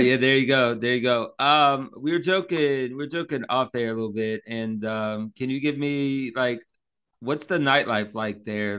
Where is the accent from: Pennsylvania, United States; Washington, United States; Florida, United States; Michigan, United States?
Florida, United States; Orlando; now in Pensacola, United States; I grew up in Orlando